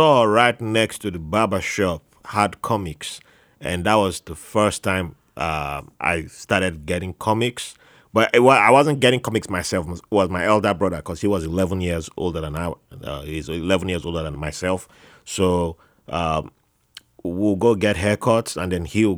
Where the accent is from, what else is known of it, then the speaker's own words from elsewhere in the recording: Benin City, Edo, Nigeria; also born or lived in Jos, Nigeria; we moved from Jos to Benin City, which was in the southern part of Nigeria